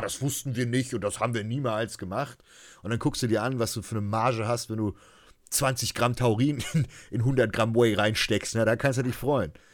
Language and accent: German; Germany; als Deutsche